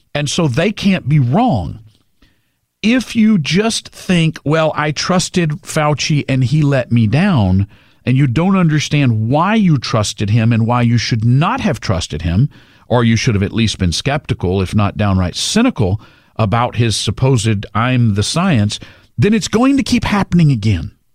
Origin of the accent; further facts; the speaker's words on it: Orange, Texas, United States; I grew up in Southeast Texas